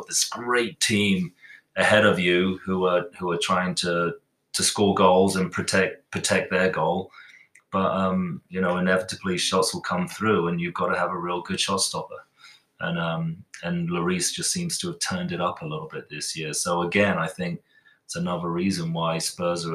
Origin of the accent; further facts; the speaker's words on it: England, United Kingdom; now in United States; being English